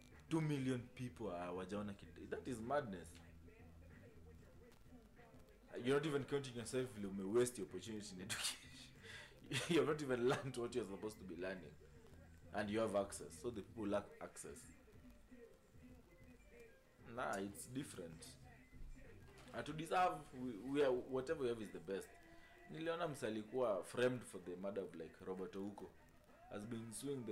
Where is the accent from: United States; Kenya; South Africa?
Kenya